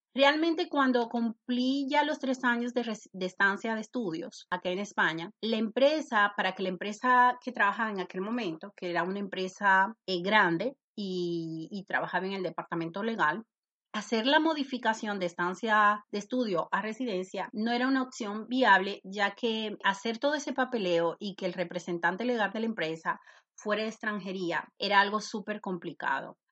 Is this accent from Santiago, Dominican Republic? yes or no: no; Santo Domingo, Distrito Nacional, Dominican Republic; moved away as an adult; now in Spain; Nací en República Dominicana, en la capital, en Santo Domingo.